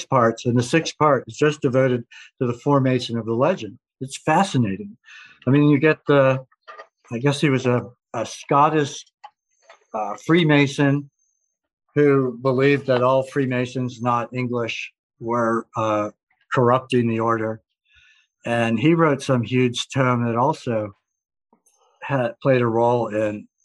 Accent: Vermont, United States; my home state of Vermont

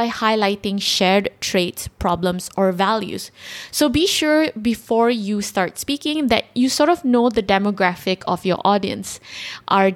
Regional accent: Malaysia; we're all Malaysians.

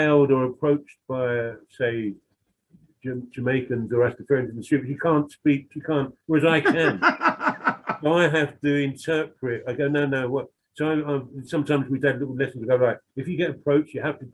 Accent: London, United Kingdom; I'm some white working class bloke who comes from a bit of a criminal background in the East End

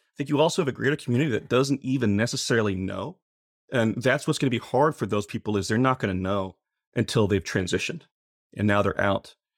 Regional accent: Muskogee, Oklahoma, United States; I grew up in Muskogee Ca-, uh, Muskogee, Oklahoma

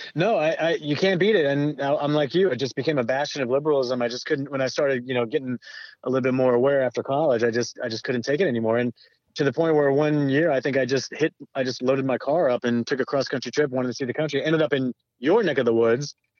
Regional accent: Southern California, United States; I grew up in Southern California

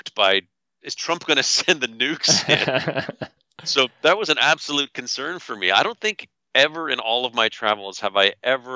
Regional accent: Canada; I'm from Canada. I'm not an American

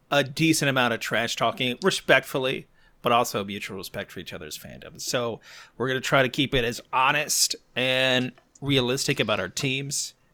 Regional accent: Texas, United States; Now, I grew up in Texas.

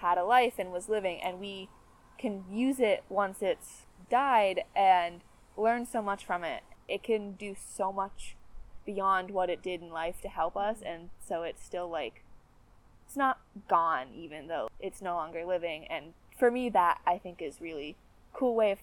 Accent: a small town just south of Bangor, Maine, United States; also born or lived in Massachusetts; originally from Massachusetts, but moved up here when I was 4 to a small town just south of Bangor

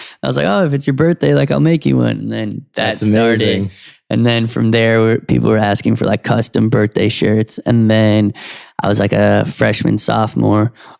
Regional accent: New York City, New York, United States; And I grew up on Canal Street.

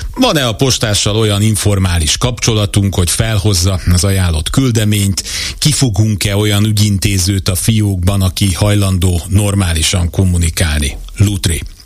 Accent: Hungary; born or raised there

